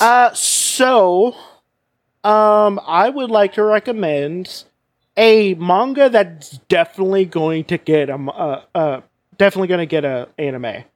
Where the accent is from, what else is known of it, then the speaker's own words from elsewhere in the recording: United States; I'm American